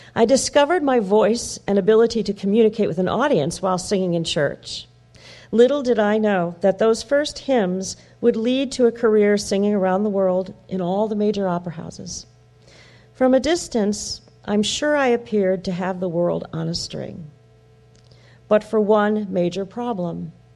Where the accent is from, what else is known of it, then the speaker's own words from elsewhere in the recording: Wheeling, Illinois, United States; When I was born in Wheeling, Illinois, my mother was 17 and my father 18